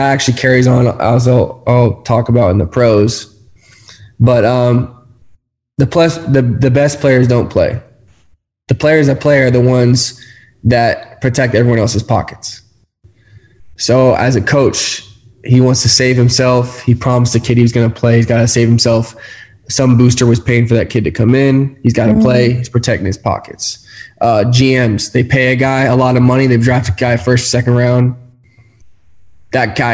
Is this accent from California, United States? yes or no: yes; California, United States; moved away as an adult; I'm from California